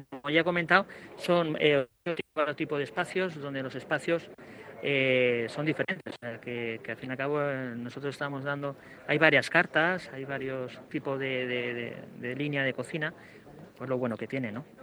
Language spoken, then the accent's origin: Spanish; Alicante, Valencian Community, Spain; now in Murcia, Spain; ten en cuenta que yo soy de Alicante, con lo cual eh, Murcia estamos al lado, eh, los gustos eh, yo tengo familia en Murcia